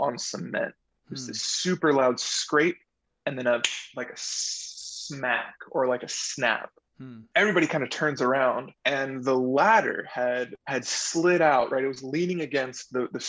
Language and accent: English; La Habra, California, United States; living in Southern California, especially growing up in La Habra